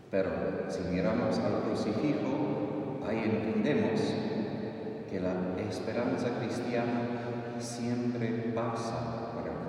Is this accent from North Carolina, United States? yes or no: no; Texas, United States; Spanish is a second language; moved away; soy de Texas, bueno, yo montaba caballos mucho cuando era joven, adolescente.